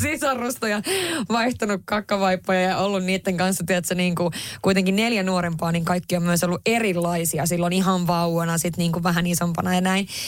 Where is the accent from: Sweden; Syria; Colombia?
Sweden; Haparanda, Norrbotten County; Finnish is a second language; moved away as an adult; now in Finland; mä Haaprannasta kotoisin ja, ja identifioin itseni kyllä hyvin vahvasti kuitenkin edelleen niin kuin tänä päivänäkin sillä tavalla ruotsinkieliseksi ja ruotsalaiseksi